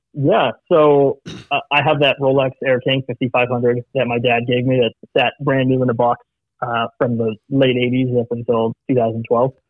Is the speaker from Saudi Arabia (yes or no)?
yes; Saudi Arabia; moved away; I, was actually born and raised in Saudi Arabia